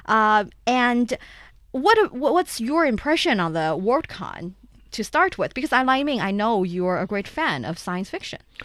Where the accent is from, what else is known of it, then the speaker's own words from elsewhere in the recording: Shanxi, China; I'm from there it's my hometown